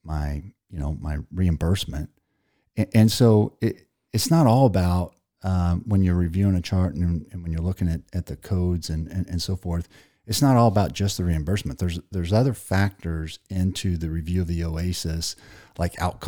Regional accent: Ozark, United States; I'm from Ozark

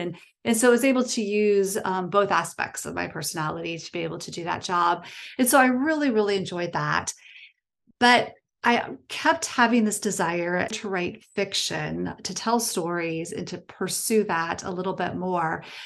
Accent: small town in Ohio, United States; born or raised there; also born or lived in Illinois, near Chicago

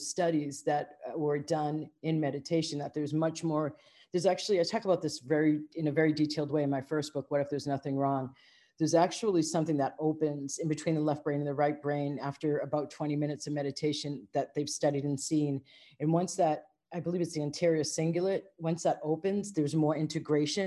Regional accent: United States; also born or lived in Asia; as an American

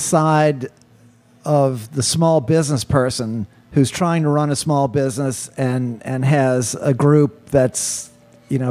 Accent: New Orleans, Louisiana, United States; When I was growing up in New Orleans

